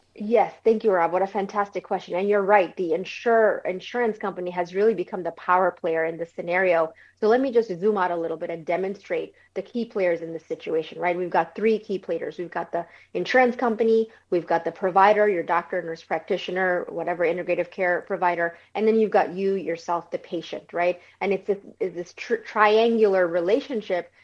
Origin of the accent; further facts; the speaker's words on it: New York City, New York, United States; moved away as an adult; also born or lived in Bangladesh; now in Florida, United States; I originally grew up in New York City